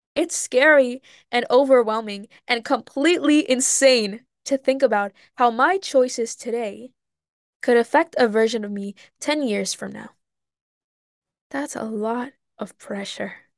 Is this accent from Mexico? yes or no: yes; Mexico; now in United States; I grew up in Mexico for a lot of my life, going back and forth during the summers